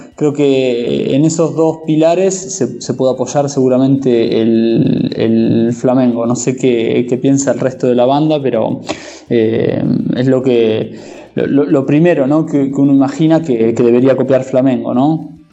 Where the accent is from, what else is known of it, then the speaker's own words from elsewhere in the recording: Argentina; como argentino y hincha de estudiantes